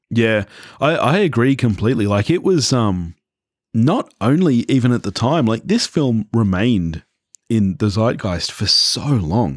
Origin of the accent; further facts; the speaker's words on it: Australia; growing up in Australia